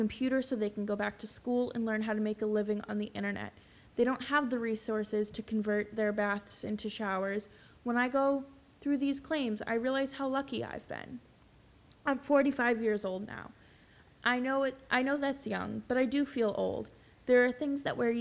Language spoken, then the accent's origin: English; Boston, Massachusetts, United States; growing up in Boston